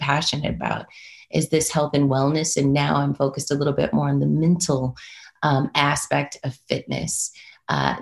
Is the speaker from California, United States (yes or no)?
yes; Los Angeles, California, United States; I am originally from Los Angeles, California, born and raised